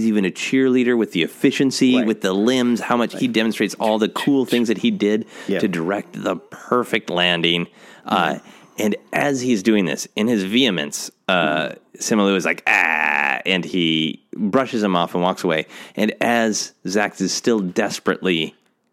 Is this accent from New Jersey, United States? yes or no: no; Minnesota, United States; I'm from Minnesota.